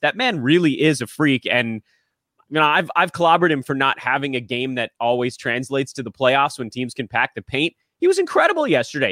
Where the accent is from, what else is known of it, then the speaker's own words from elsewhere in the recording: Los Angeles, California, United States; I'm from Los Angeles. I grew up here, grew up on Lakers Dodgers